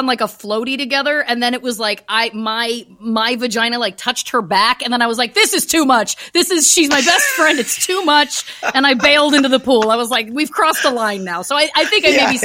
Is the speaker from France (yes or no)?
no; Canada; I'm from Canada, so it's cold